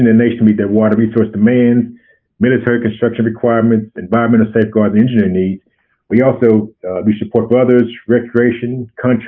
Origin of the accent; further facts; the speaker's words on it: Arkansas, United States; I'm from Arkansas originally.